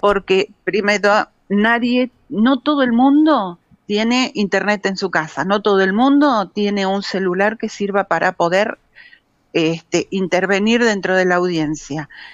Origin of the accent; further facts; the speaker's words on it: Cosquín, Córdoba, Argentina; los habitantes de Punilla sabemos, y en Cosquín lo hemos sufrido terriblemente